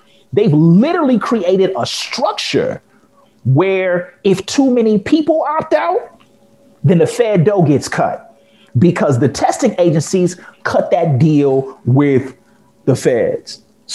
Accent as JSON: {"language": "English", "town": "Chicago", "region": "Illinois", "country": "United States", "said": "I'm a Chicagoan"}